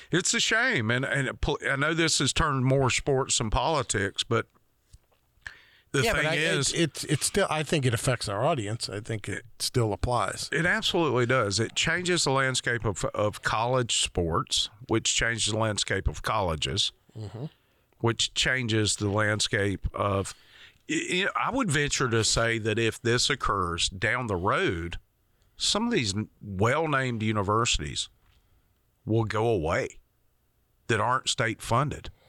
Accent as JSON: {"language": "English", "region": "Georgia", "country": "United States", "tie": "born or raised there", "said": "I grew up in Georgia, so I want to go to UGA."}